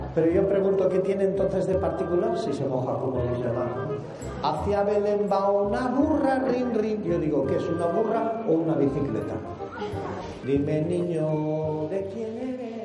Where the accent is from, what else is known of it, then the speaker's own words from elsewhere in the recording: Lleida, Catalonia, Spain; soy de Lleida